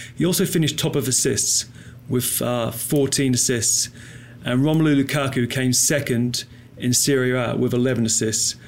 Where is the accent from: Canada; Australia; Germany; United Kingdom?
United Kingdom; England; being English